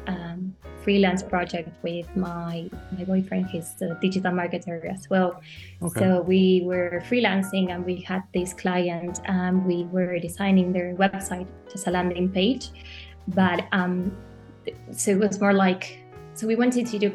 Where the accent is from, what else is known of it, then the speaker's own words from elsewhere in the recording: Argentina; moved away as an adult; now in Europe; I'm actually from Argentina, but I've been living in Europe for about 4 to 5 years now